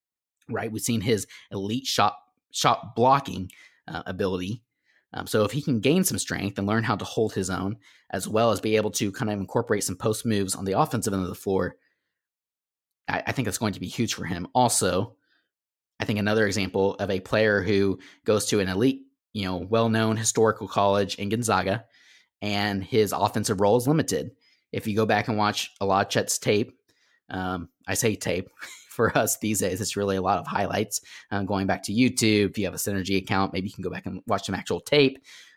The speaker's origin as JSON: {"language": "English", "town": "Tulsa", "region": "Oklahoma", "country": "United States", "lives_now": "Oklahoma City, United States", "said": "I'm in OKC now. I'm originally from Tulsa. I'm a TU, University of Tulsa alumni"}